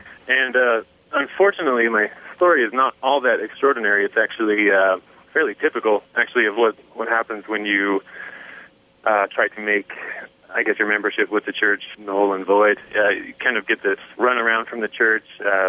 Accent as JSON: {"language": "English", "region": "Utah", "country": "United States", "tie": "born or raised there", "said": "almost my entire family and pretty much everyone I know is Mormon. I grew up in Utah, and that's just kind of how it is here."}